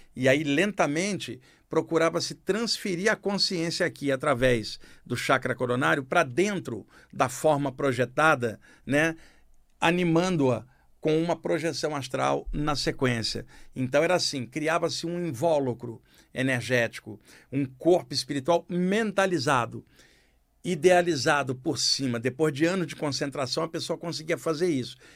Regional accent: Rio de Janeiro, Brazil; no Rio de Janeiro, onde eu cresci

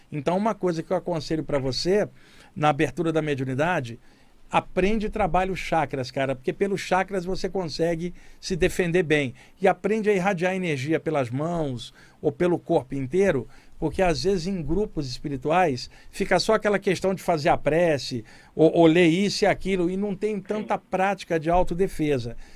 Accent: Duque de Caxias, Rio de Janeiro, Brazil; moved away; cresci em Duque de Caxias, de, de cara. Aqui? A minha área aí, o Gramacho

